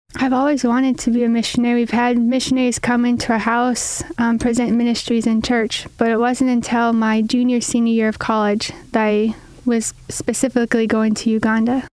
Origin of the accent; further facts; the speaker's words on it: Deerwood, Minnesota, United States; I grew up in Deerwood, Minnesota.